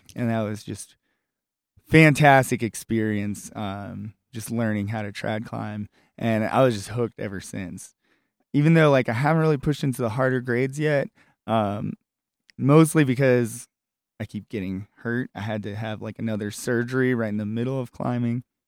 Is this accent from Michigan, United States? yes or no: no; Richmond, Virginia, United States; my hometown of Richmond, Virginia